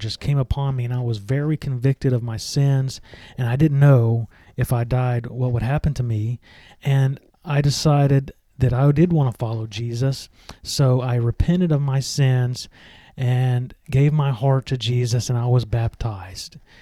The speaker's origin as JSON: {"language": "English", "town": "Meridian", "region": "Mississippi", "country": "United States", "tie": "born or raised there", "said": "I grew up in the United States in the state of Mississippi. My hometown is Meridian."}